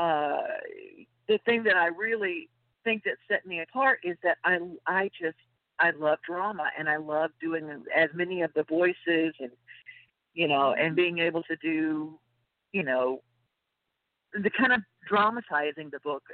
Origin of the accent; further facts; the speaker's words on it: Louisiana, United States; I'm from Louisiana